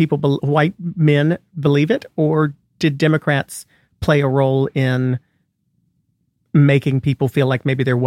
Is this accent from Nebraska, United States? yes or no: no; North Carolina, United States; I'm from North Carolina